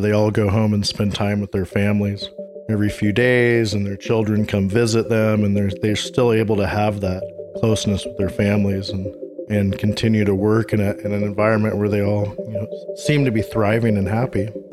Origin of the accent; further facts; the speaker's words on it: Seattle, Washington, United States; also born or lived in Santa Cruz, California / Watsonville, California; now in Peru; I'm from the Seattle, Washington area